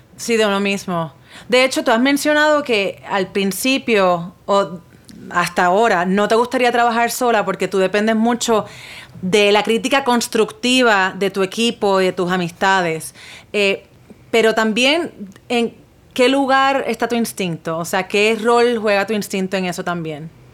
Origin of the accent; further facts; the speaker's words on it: Puerto Rico; yo soy puertorriqueña. Hmm. Y nosotros en Puerto Rico hablamos mucho spanglish